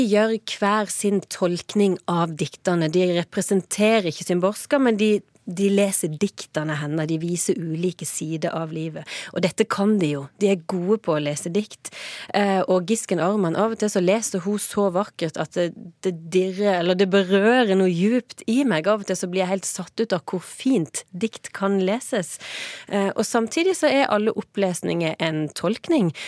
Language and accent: Norwegian; Norway; som nordmann